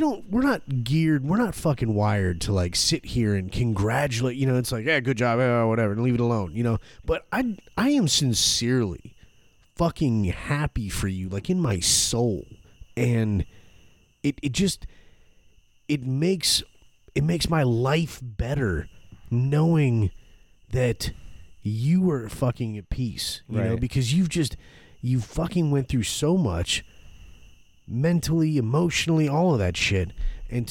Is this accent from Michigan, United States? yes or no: no; Gainesville, Florida, United States; I'm from Gainesville, Florida